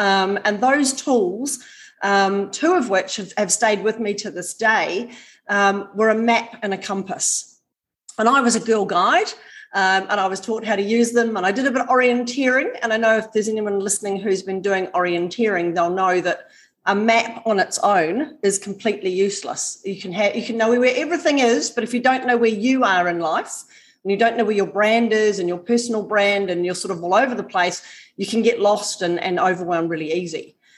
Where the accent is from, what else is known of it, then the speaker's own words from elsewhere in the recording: Auckland, New Zealand; now in Australia; My accent might sound Australian, but I am actually a New Zealander. But I do live in Australia. So, yeah, not surprising. I sound a bit Aussie. But I grew up living in the bush right on the edge of the Hunua rainforest in Auckland